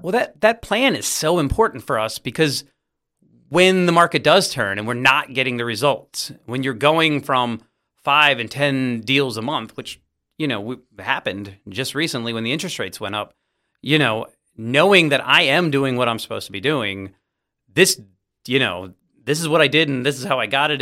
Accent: Virginia Beach, Virginia, United States; I grew up in Virginia Beach

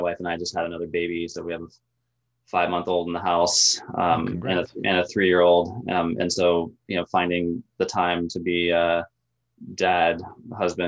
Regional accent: Tallahassee, Florida, United States; moved away as an adult; also born or lived in Gainesville, Florida; now in Inland Northwest, United States; I'm from Tallahassee originally

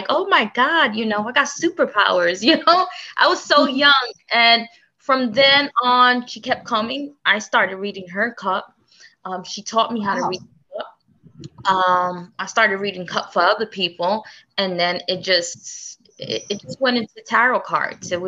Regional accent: New York City, New York, United States; I grew up in Brooklyn, in Bushwick

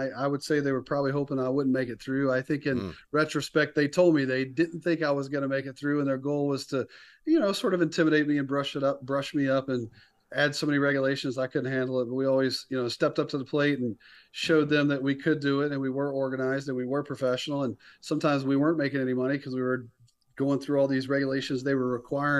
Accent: the South, United States; growing up in the South, college football, you know, you love when the team that wasn't supposed to win wins

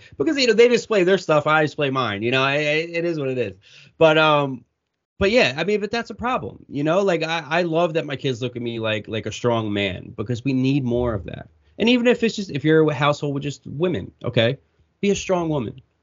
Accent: Warminster, Pennsylvania, United States; also born or lived in Horsham, Pennsylvania; I lived in Bucks County for 20 years. I grew up in Warminster

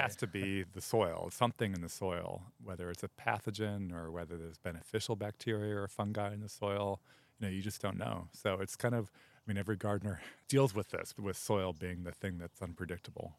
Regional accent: outside Chicago, Illinois, United States; now in Los Angeles, United States; I grew up outside Chicago

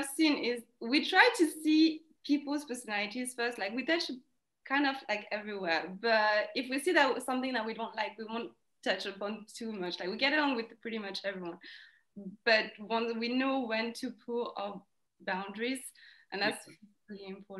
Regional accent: India; now in United Kingdom; I was like I'm Indian, and like there's no good temples around.

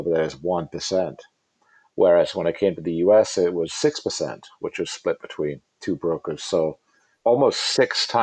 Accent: England, United Kingdom; accent: British; moved away; I'm, you know, from England.

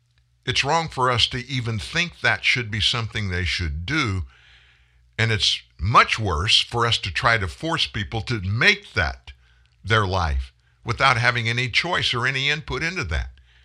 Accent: Louisiana, United States; I'm not a Cajun, which I am a Cajun from South Louisiana, but I'm not just that.

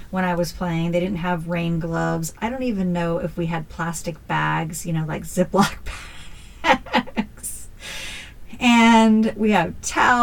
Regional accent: Northern California, United States; we grew up in Northern California

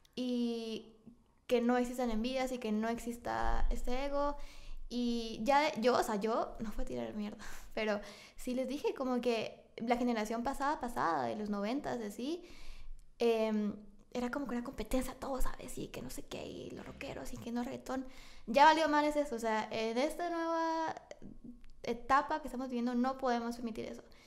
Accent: Guatemala; ni siquiera me fui de Centroamérica

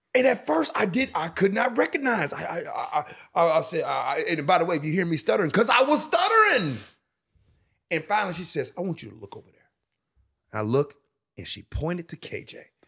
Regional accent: Chicago, Illinois, United States; I'm from Chicago

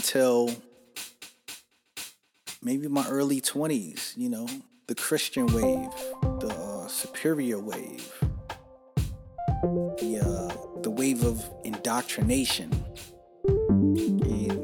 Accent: New York City, New York, United States; growing up in New York City and you're Puerto Rican

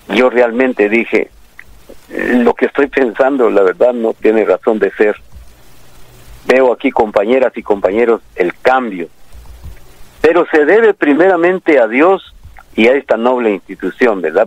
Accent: El Tumbador, San Marcos, Guatemala; now in Guatemala City, Guatemala; Yo soy del departamento de San Marcos

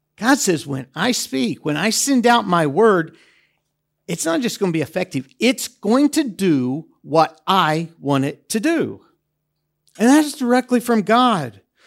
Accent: United States; now in Debrecen, Hungary; I'm an American

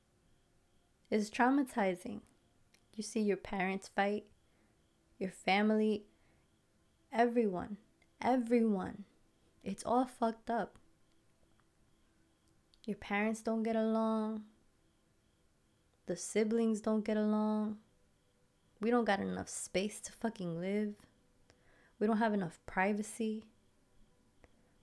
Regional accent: Passaic, New Jersey, United States; I grew up in Passaic, right? Passaic, New Jersey.

